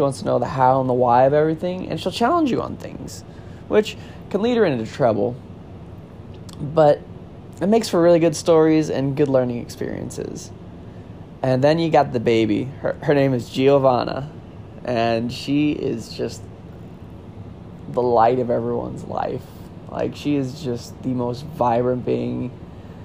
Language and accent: English; Florissant, Missouri, United States; also born or lived in Hazelwood, Missouri; I am from St. Louis, Missouri, born and raised, and by St. Louis, I actually mean Florissant, Missouri.